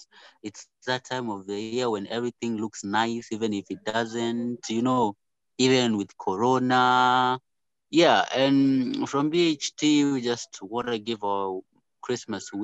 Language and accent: English; Kenya; we're Kenyan, we're African